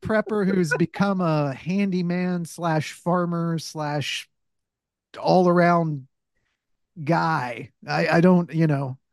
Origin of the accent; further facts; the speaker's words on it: the South, United States; I'm a Southerner